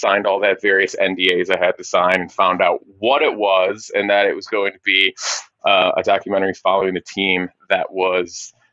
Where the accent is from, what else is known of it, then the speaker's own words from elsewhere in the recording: Michigan, United States; moved away; growing up in Michigan